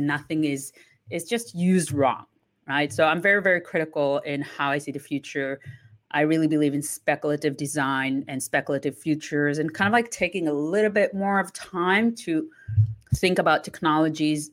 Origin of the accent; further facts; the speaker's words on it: Israel; moved away as an adult; also born or lived in Italy / London; now in Toronto, Canada; I was born and raised in Israel. I left when I was 20